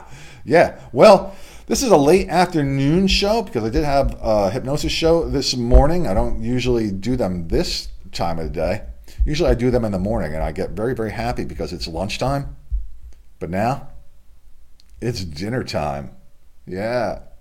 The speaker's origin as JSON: {"language": "English", "region": "Delaware", "country": "United States", "said": "Back to my home state here"}